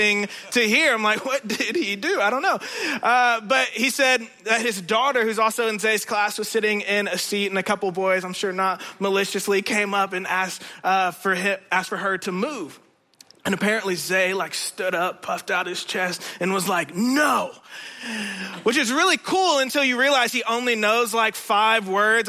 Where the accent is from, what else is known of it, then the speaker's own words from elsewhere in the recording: Indiana, United States; moved away; I'm originally from Indiana